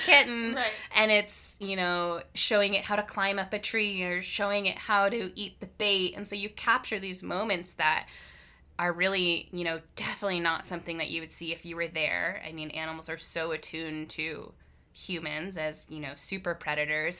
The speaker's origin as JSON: {"language": "English", "town": "Hamilton", "region": "Ontario", "country": "Canada", "moved": "as an adult", "lives_now": "Victoria, Canada", "said": "I'm from Hamilton, Ontario originally"}